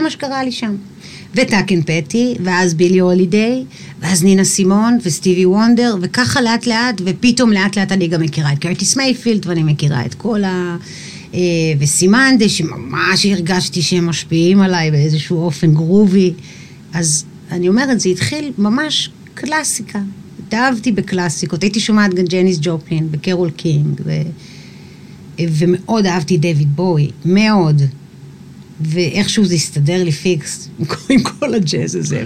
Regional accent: Eilat, Southern District, Israel; גדלתי באילת

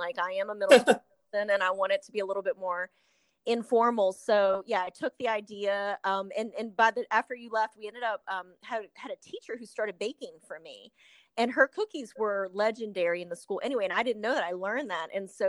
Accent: Chesterfield, Virginia, United States; I'm from Chesterfield, obviously, and you know, you do lots of internships and visit different schools and things like that.

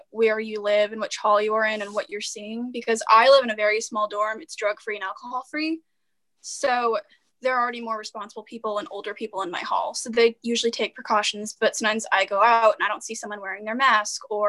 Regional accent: Georgia, United States; moved away as an adult; now in New Hampshire, United States; when I moved from Georgia to New Hampshire for college, I got tacked on an extra twenty thousand dollars just to attend an out-of-state college.

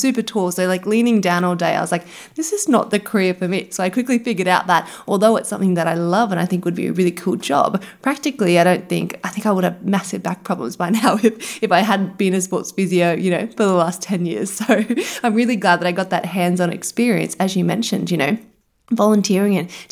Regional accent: Brisbane, Queensland, Australia; We're from Brisbane

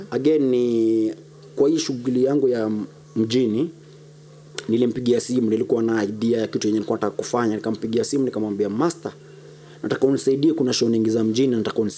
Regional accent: Kenya; Eh, mimi ni Mkamba.

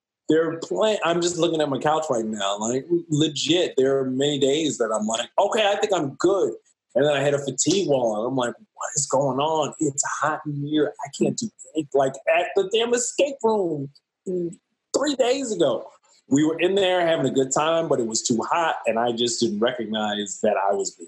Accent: New York City, New York, United States; I'm from Harlem

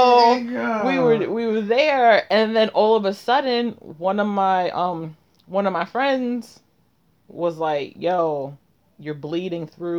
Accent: New York City, New York, United States; Like born and raised? Mm-hmm. Bronx.

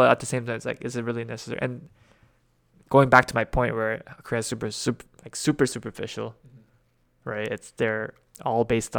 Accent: Canada; I'm happy that I grew up in Canada.

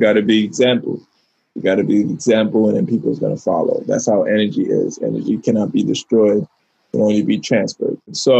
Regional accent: Bronx, New York, United States; I mean, I came from the Bronx, man. You know, I came from High Bridge.

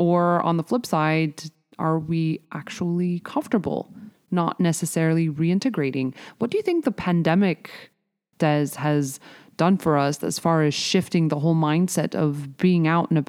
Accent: Montreal, Quebec, Canada; we're both from Montreal

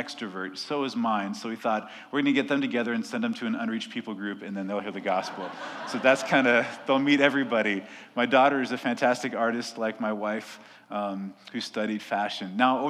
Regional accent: Oregon, United States; also born or lived in Seattle, Washington; I was born in Seattle. I grew up in Oregon.

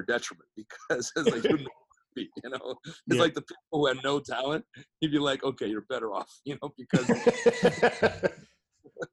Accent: Brazil; moved away as an adult; now in United States; growing up in Brazil was fun, man. Like I wouldn't change my childhood in Brazil for anything in the world.

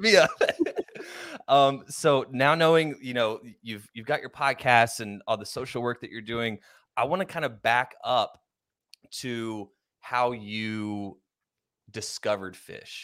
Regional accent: Oklahoma, United States; that's where I'm originally from

